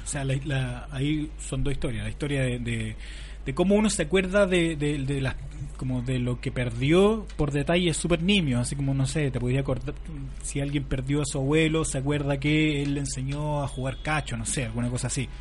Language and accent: Spanish; La Serena, Coquimbo, Chile; la Universidad de La Serena, de donde yo provengo